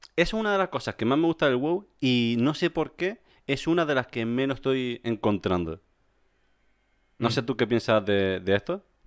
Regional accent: Canary Islands, Spain; moved away as an adult; also born or lived in Córdoba; yo soy canario y me mudé a la península en 2010

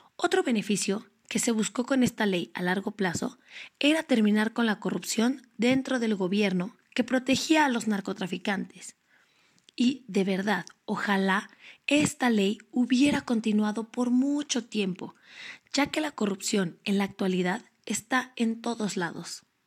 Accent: Mexico

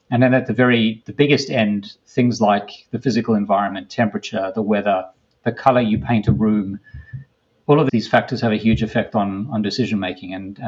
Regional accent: Australia; moved away as an adult; now in United States; I came to the US from Australia to do a PhD almost 20 years ago.

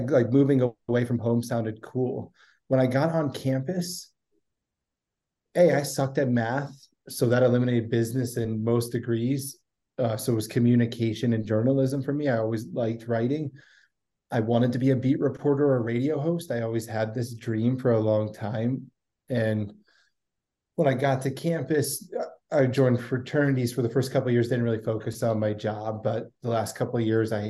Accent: Chantilly, Virginia, United States; moved away; I'm from Chantilly, Virginia

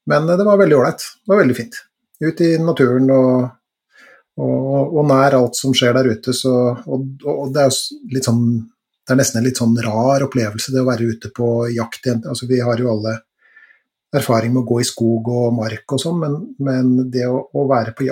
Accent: Trøndelag, Norway; now in Eastern Norway; Siden jeg flytta til Østlandet fra Trøndelag.

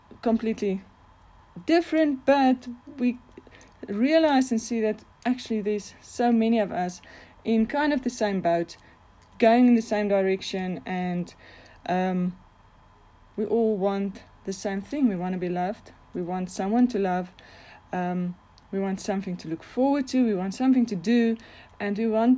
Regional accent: Bloemfontein, Free State, South Africa; I am from Bloemfontein in South Africa

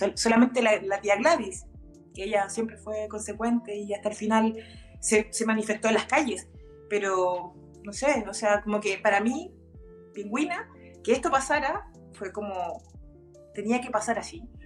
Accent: Chile; somos pobres, somos chilenos, somos sudacas

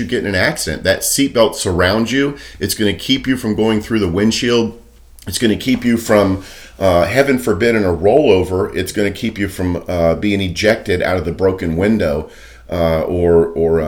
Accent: Daytona Beach, Florida, United States; I grew up in Daytona Beach

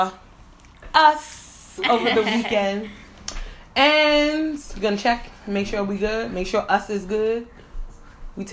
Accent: New York City, New York, United States; I'm from the Bronx

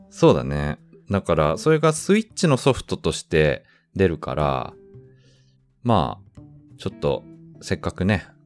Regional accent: Ayase, Kanagawa, Japan; moved away as an adult; now in Hong Kong; 故郷ってその神奈川の市そう、神奈川県の綾瀬市というところ

